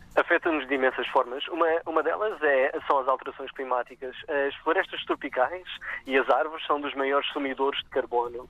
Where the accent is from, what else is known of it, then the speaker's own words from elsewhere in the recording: Madeira, Portugal; Cresci na Madeira, queria trabalhar cá com as espécies da região